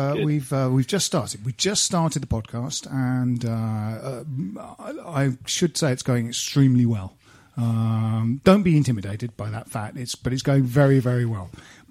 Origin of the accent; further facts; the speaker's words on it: Kent, South East England, United Kingdom; Jim and I are we grew up in Kent, and we're West Ham fans.